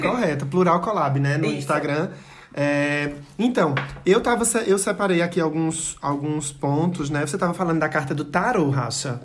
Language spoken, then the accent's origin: Portuguese; Santa Cruz do Capibaribe, Pernambuco, Brazil; eu sou de Santa Cruz